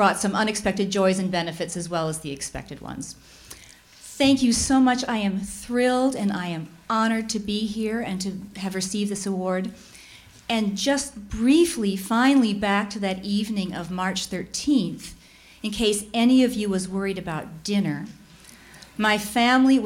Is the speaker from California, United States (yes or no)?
no; Chicago, Illinois, United States; I'm from Chicago